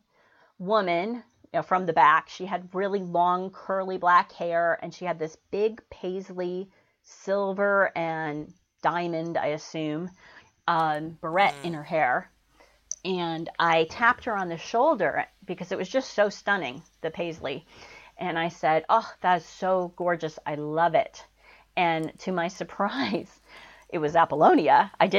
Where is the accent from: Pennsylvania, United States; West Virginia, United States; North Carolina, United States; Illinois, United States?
Illinois, United States; Chicago; I grew up in Chicago